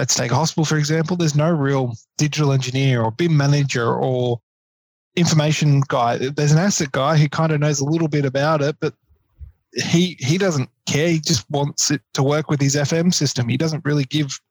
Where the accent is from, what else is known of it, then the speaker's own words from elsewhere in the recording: Queensland, Australia; now in Victoria, Australia; I'm originally from Queensland